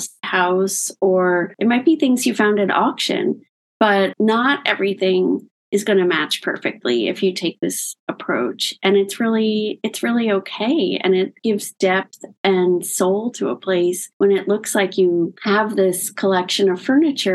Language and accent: English; Locust Valley, New York, United States; my parents had a house when I was growing up in Locust Valley on Long Island